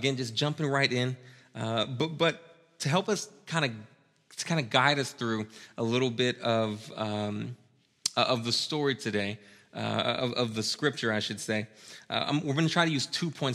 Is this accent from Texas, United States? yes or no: yes; Austin, Texas, United States; I'm from Austin, and Austin used to have these really classic and awesome Mexican-American neighborhoods